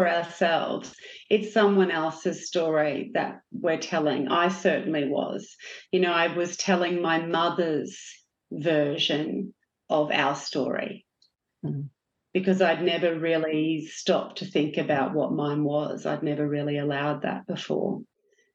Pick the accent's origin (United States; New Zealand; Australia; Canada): Australia